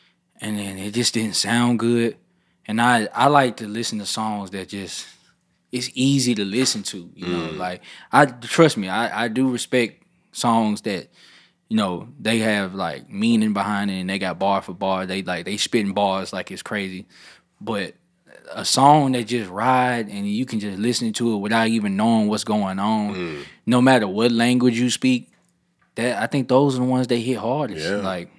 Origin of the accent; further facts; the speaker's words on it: Memphis, Tennessee, United States; also born or lived in Atlanta; I'm from Memphis.